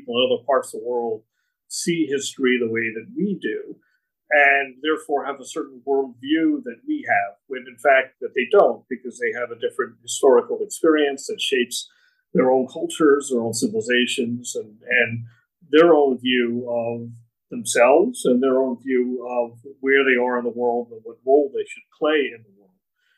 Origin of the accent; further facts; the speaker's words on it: New Jersey, United States; I grew up in New Jersey, and I went to just a regular city high school, pretty good high school, actually.